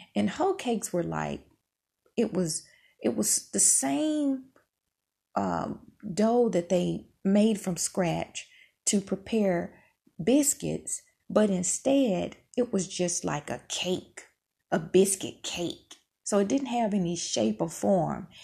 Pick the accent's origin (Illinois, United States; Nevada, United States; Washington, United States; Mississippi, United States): Mississippi, United States; moved away; I grew up in Mississippi